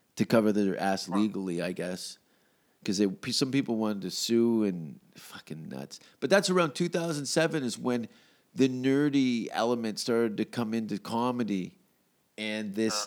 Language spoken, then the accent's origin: English; Glasgow, Scotland, United Kingdom; moved away as an adult; also born or lived in Vancouver / Hamilton; my hometown is where I'm from, where I'm now in Hamilton. It's it's Glasgow